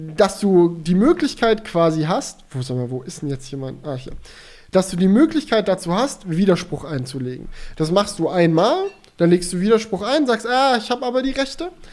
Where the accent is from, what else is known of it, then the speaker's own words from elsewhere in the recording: Swabia, Baden-Württemberg, Germany; moved away; ich bin ja auch in, im Schwabenländle zur Schule gegangen